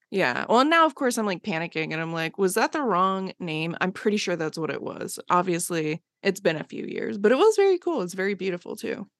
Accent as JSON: {"language": "English", "area": "Bucks County, outside Philadelphia", "region": "Pennsylvania", "country": "United States", "tie": "born or raised there", "moved": "yes", "lives_now": "Los Angeles, United States", "said": "I grew up just outside of Philly"}